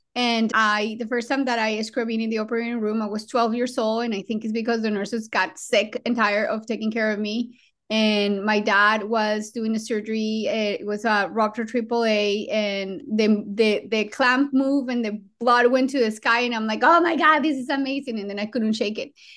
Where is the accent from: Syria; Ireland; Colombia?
Colombia; English is a second language; now in United States; I was born in Colombia, in South America